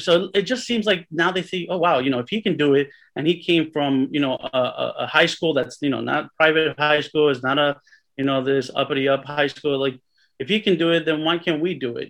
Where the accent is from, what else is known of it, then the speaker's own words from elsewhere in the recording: Cliffside Park, New Jersey, United States; also born or lived in Hudson County, New Jersey; I was born in Hudson County, raised right outside of Hudson County in Cliffside Park